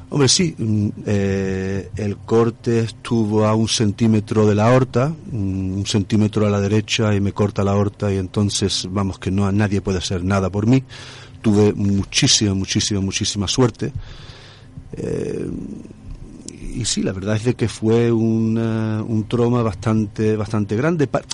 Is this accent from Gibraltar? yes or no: yes; Gibraltar; mi pueblo, de Gibraltar